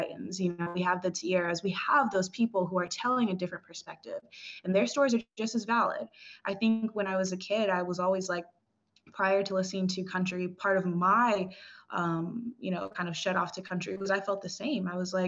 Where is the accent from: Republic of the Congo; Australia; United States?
Republic of the Congo; Brazzaville; born there; also born or lived in Cameroon; I was born in Brazzaville, Congo. So my mother is Congolese as well as my sister.